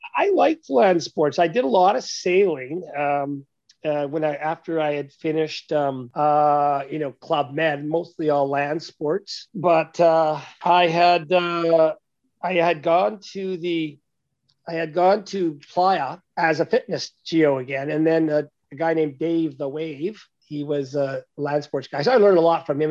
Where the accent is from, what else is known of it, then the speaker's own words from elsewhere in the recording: Canada; as a Canadian